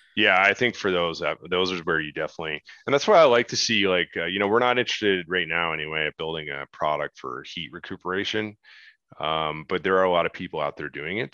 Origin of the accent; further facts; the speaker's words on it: Canada; as a Canadian, I grew up watching Dragon's Den